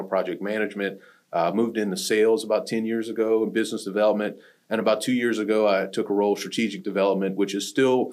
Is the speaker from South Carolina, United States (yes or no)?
no; Pierre Part, Louisiana, United States; Performance was a major employer in the small town I grew up in Louisiana. There was a town called Pierre Part, Louisiana